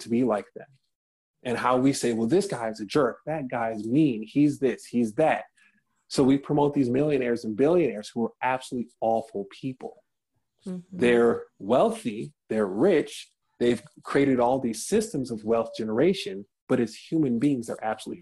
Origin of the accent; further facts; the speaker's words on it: Detroit, Michigan, United States; in my hometown of Detroit, Michigan